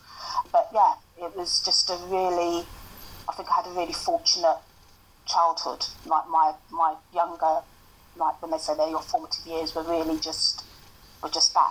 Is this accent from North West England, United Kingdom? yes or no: no; London, United Kingdom; accent: broad East End; I grew up in Bow